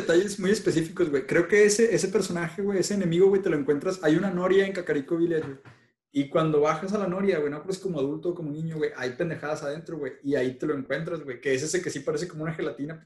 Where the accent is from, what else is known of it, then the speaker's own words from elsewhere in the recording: Mexico; nosotros somos mexicanos todos